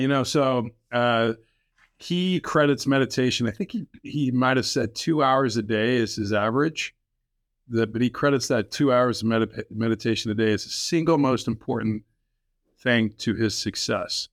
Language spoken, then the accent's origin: English; Illinois, United States; I was a rabid, uh, Bulls fan growing up in Illinois